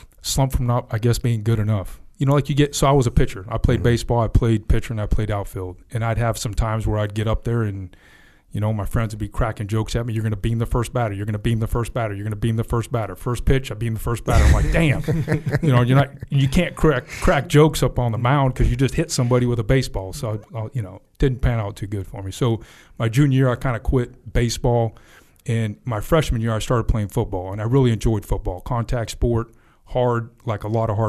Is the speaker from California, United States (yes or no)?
yes; West Sacramento, California, United States; I grew up actually in West Sac. It was definitely a small town